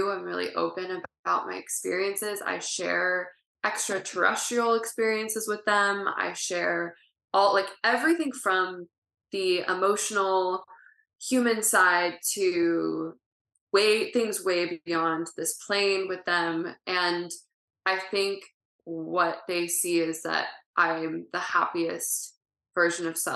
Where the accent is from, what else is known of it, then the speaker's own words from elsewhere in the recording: family in Ohio, Midwest, United States; now in California, United States; I grew up in the Midwest